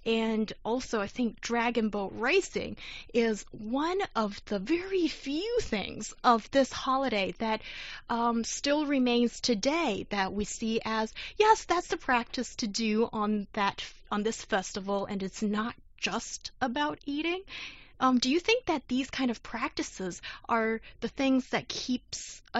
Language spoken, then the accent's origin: English; South China, China; English is a second language; part of China, and I never had zongzi when I was uh, in university. Didn't really enjoy it, as in my hometown in the south, we. Uh, we have the savory